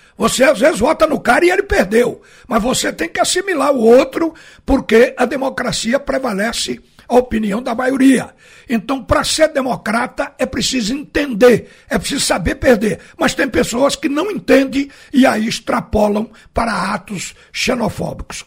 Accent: Northeast Region, Brazil; Eu sou nordestino

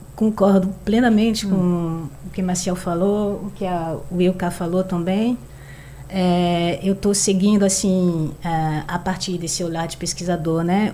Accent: France; Portuguese is a second language; now in Recife, Brazil; não sou brasileira, sou francesa

